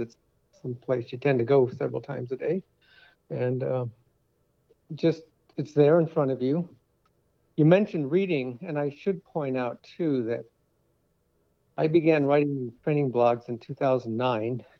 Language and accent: English; Connecticut, United States; now in Waukee, United States; I've been here many years now, but I grew up in Connecticut